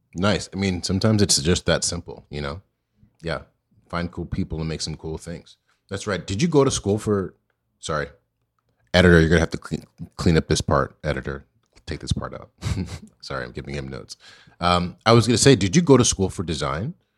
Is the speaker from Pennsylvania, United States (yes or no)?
no; Virginia, United States; I grew up in Virginia